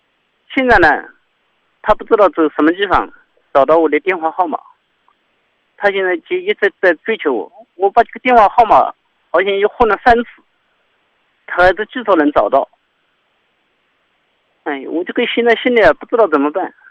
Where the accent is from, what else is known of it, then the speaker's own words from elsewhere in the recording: Jiangsu, China; 我是江苏的嘛。